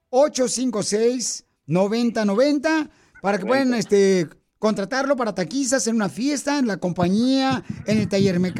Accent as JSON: {"language": "Spanish", "region": "Michoacán", "country": "Mexico", "lives_now": "United States", "said": "Porque aquí venimos de Michoacán a Costa Estados Unidos."}